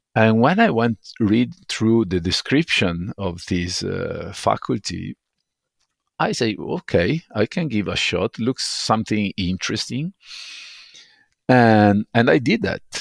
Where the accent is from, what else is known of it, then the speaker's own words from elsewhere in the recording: Venice, Veneto, Italy; moved away as an adult; now in Stockholm, Sweden; growing up in Murano